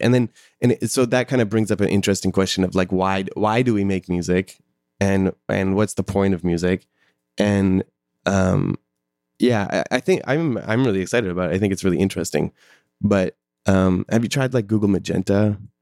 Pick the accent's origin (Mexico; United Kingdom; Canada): Canada; Calgary, Alberta; I'm from Calgary